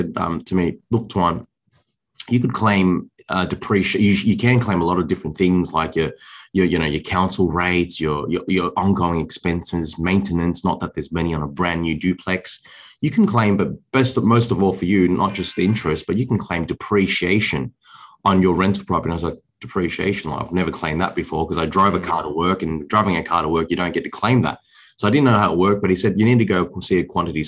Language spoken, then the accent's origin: English; Sydney, New South Wales, Australia; I was born and raised around the Liverpool Fairfield area in Sydney.